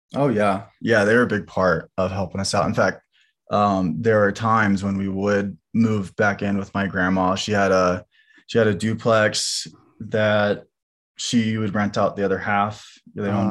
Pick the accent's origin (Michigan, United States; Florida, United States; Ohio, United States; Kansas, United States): Kansas, United States; Lawrence; also born or lived in Gardner, Kansas; we grew up in Kansas, um, in a combination of Lawrence and Gardner, Kansas